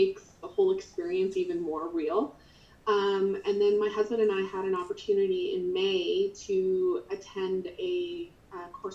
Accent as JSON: {"language": "English", "region": "Nova Scotia", "country": "Canada", "moved": "yes", "lives_now": "Alberta, Canada", "said": "So I live in Canada, in Alberta, Canada, and I'm originally from Nova Scotia."}